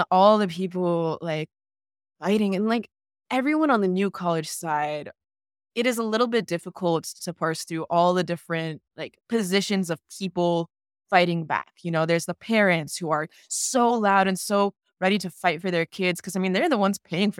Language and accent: English; Florida, United States; I'm from Broward County, and there is also a situation where they had some school board meetings and school board members replaced.